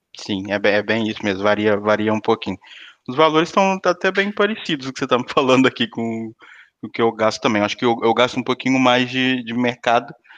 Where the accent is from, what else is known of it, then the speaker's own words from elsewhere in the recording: Brazil; moved away as an adult; also born or lived in São Paulo; now in Portugal; eu nasci numa cidade pequena.